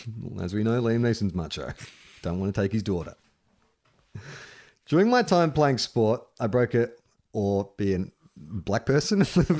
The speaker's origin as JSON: {"language": "English", "town": "Sydney", "region": "New South Wales", "country": "Australia", "said": "Bit of Aussie flavor. I'm from Sydney, and in kindy, they thought it would be a good idea to take us inner city kids to a wildlife park."}